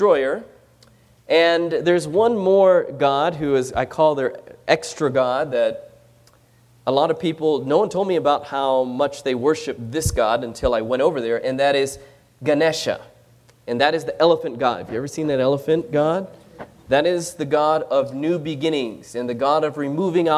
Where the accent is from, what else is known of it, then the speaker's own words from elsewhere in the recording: Philippines; we don't speak Chinese. We're Filipino.